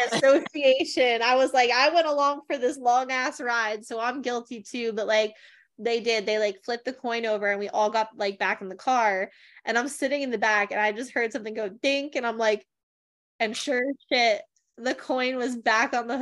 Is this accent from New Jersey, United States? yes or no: yes; New Jersey, United States; now in Delaware, United States; I grew up in Jersey